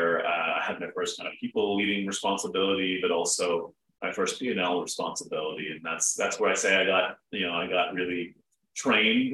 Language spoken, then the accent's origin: English; Toronto, Ontario, Canada; moved away as an adult; also born or lived in United States; I'm a Canadian, based out of Toronto. Born, raised here, but spent a bunch of time in the States